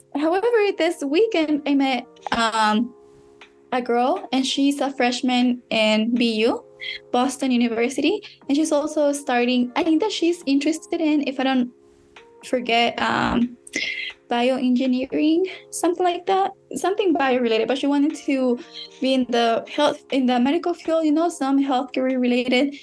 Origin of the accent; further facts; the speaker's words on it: Mexico; moved away; I was born in Mexico